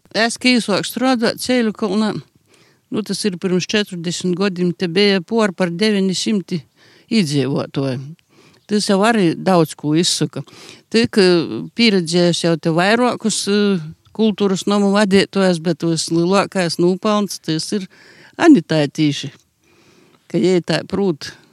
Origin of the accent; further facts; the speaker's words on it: Sēļakolns, Latgale, Latvia; Esmu dzimis augusi tāpēc Sēļakolnā.